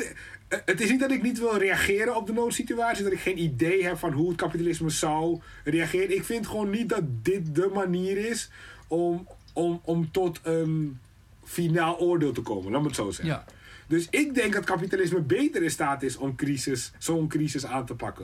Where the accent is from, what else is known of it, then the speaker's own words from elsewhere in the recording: Suriname; now in Netherlands; Ik kom uit Suriname